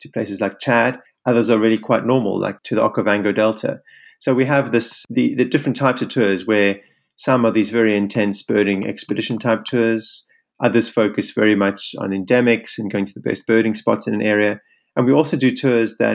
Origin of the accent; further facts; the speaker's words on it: Cape Town, Western Cape, South Africa; I'm from Cape Town